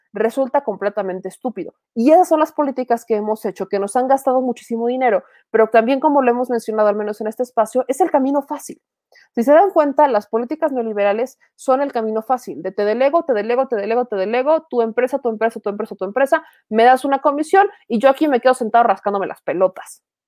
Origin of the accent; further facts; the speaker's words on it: Puebla, Mexico; siendo poblana